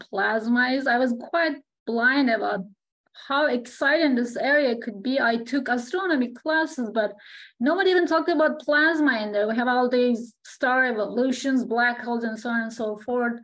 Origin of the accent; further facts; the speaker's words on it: Turkey; moved away as an adult; also born or lived in Alberta, Canada; I am from Turkey.